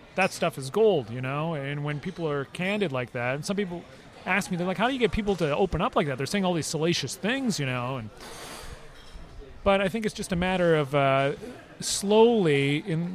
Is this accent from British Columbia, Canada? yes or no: yes; Vancouver, British Columbia, Canada; I was from Vancouver